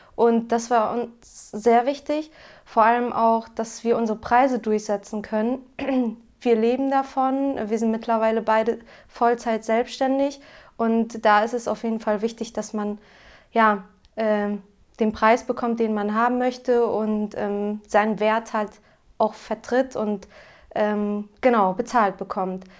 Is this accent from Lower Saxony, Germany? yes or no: yes; Cloppenburg, Lower Saxony, Germany; Wir kommen aus Kloppenburg, das liegt an der A1 zwischen Bremen und Osnabrück